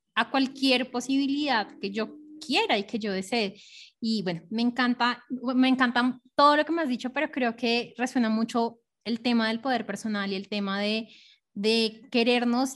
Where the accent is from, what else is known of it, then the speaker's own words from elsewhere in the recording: Colombia; nací eh, en Colombia